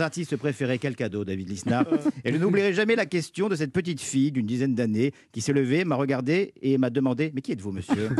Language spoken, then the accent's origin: French; Cannes, Provence-Alpes-Côte d'Azur, France; je suis de Cannes